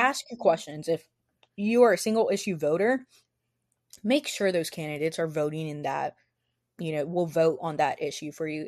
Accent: the Rio Grande Valley, Texas, United States; moved away as an adult; I'm from the Valley

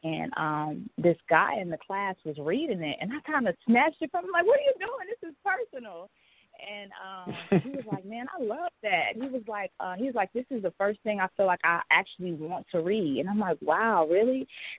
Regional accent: Pasadena, California, United States; also born or lived in Pine Bluff, Arkansas / Houston, Texas; now in Atlanta, United States; I'm originally from Pasadena, California. I later moved to Pine Bluff, Arkansas. So if there's any Arkansans in the house, what's up? After that, my family moved to Houston, Texas, and I now reside in Atlanta, Georgia.

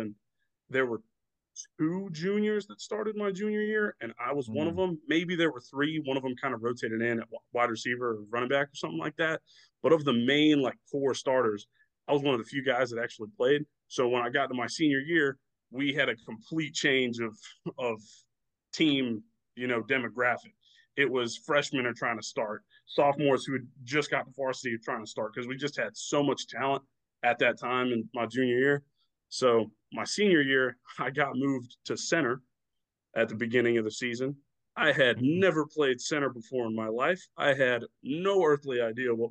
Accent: Florida Panhandle, United States; I'm from the Panhandle, so we have a much more limited, much more rural kind

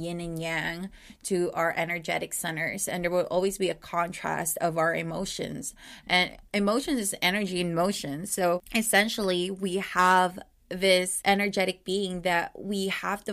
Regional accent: Philippines; as a Filipino woman

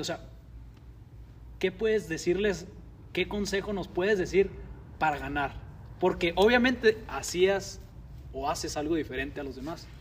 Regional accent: Mexico; en México estamos acostumbrados

